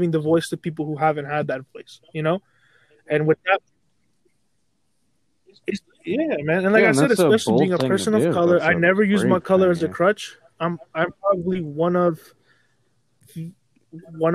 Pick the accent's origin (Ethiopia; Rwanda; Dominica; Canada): Canada; being Canadian